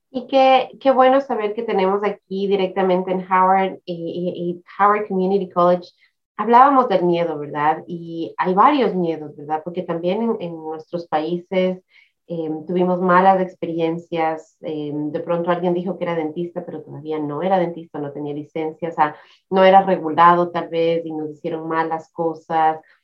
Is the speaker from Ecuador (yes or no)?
yes; Ecuador; now in United States; mi país de Ecuador